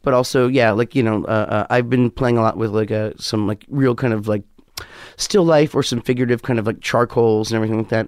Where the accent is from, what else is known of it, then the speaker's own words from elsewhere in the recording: New York, United States; also born or lived in West Hollywood; I'm a New Yorker through and through.